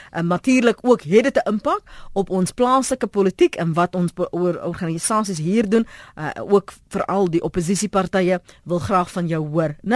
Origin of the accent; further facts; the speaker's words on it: South Africa; ons as Suid-Afrikaners